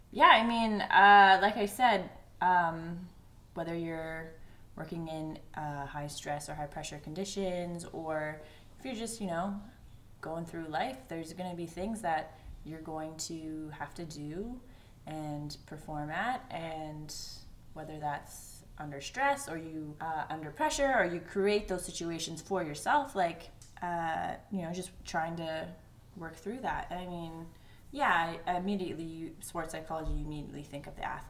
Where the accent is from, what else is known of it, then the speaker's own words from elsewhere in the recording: Ontario, Canada; I was born and raised in Ontario, Canada.